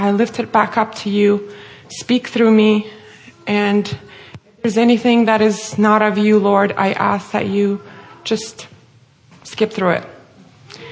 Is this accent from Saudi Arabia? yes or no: no; Russia; moved away as an adult; now in United States; as my name and accent may give away, I'm originally from Russia. I'm born and raised there, lived there all my life until the age of 22, and then I moved here to the U.S.